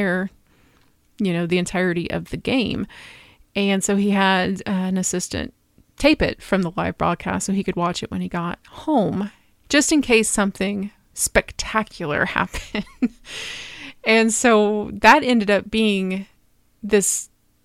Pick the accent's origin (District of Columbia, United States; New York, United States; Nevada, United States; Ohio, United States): Ohio, United States; Cincinnati; I grew up outside of Cincinnati